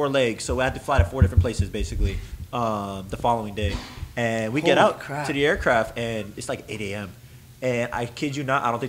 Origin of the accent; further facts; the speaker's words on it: the South, United States; we're from the South